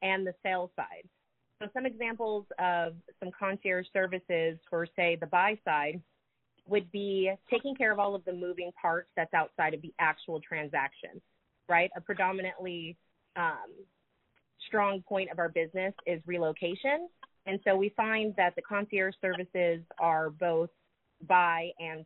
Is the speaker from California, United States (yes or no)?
yes; Southern California, United States; now in Charlotte, United States; I'm also a transplant, although I'm from the other coast. I'm actually from Southern California